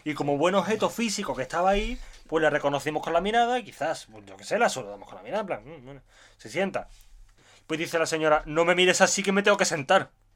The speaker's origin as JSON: {"language": "Spanish", "town": "Seville", "region": "Andalusia", "country": "Spain", "said": "Igual yo vengo de Sevilla, no, vengo de Andalucía y estoy acostumbrado a gente muy simpática"}